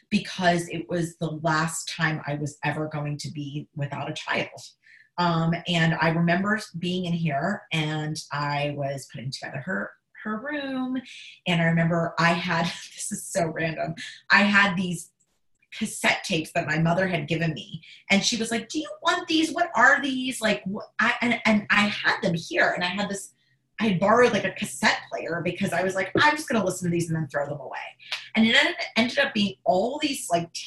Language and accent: English; Pittsburgh, Pennsylvania, United States; now in New York, United States; I'm from Pittsburgh